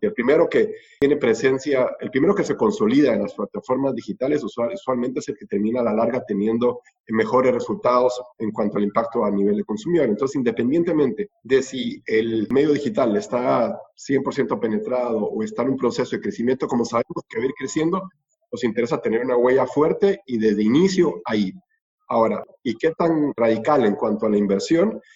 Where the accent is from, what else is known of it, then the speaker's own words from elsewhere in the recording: Guatemala; moved away as an adult; also born or lived in Costa Rica; now in Argentina; soy guatemalteco